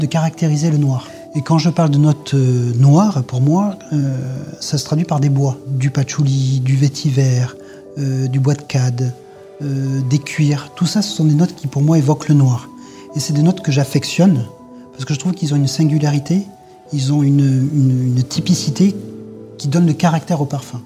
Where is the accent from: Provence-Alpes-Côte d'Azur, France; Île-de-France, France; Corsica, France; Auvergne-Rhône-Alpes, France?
Provence-Alpes-Côte d'Azur, France; Grasse; Je suis né à Grasse. J'ai appris le métier de parfumeur à Grasse